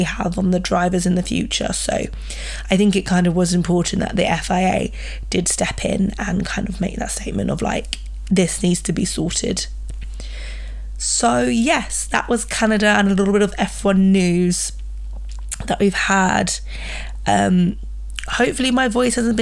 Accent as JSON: {"language": "English", "country": "United Kingdom", "said": "I'm British"}